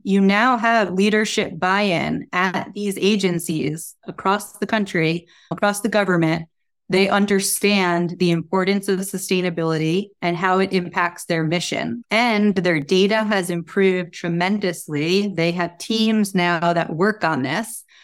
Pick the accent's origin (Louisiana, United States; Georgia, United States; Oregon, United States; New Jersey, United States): New Jersey, United States; moved away; also born or lived in New York; I grew up in New Jersey